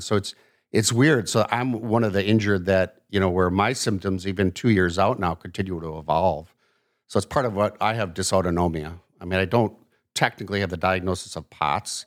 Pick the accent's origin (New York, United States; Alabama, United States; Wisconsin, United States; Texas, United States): Wisconsin, United States; Milwaukee; also born or lived in Chicago, Illinois / Madison, Wisconsin; I actually was born in Chicago and about my family moved, uh, 'cause my dad's job up to the Milwaukee area when I was two